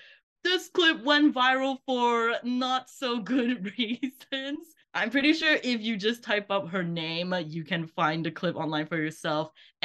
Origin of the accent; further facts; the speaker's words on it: Malaysia; as a fellow Malaysian here